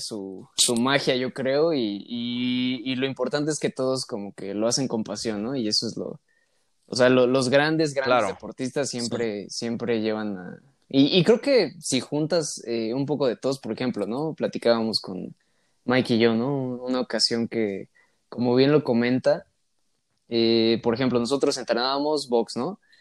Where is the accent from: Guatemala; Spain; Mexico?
Mexico; yo como, como mexicano